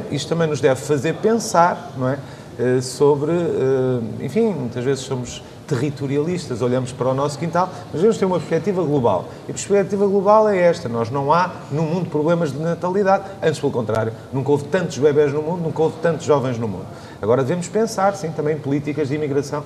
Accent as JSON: {"language": "Portuguese", "town": "Viseu", "region": "Centro", "country": "Portugal", "said": "Sou de Viseu, não conto, sou do interior"}